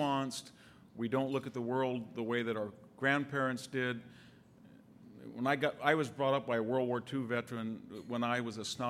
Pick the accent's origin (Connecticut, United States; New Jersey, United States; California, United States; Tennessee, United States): California, United States; Selma; when I leave Selma, which per capita income is $16,000, my hometown